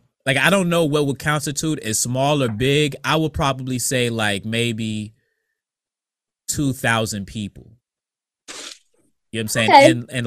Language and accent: English; Bertie County, North Carolina, United States; And I can say it's my hometown in North Carolina.